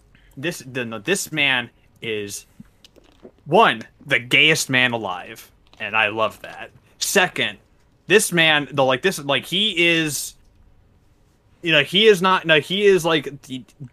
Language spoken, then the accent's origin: English; Canada; we're all Canadian here.